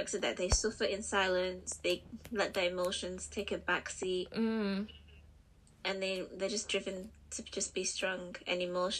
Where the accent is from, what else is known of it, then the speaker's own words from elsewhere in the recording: Liverpool, North West England, United Kingdom; accent: Scouse; I was about to say, I'm from Liverpool, but that was going to give it away.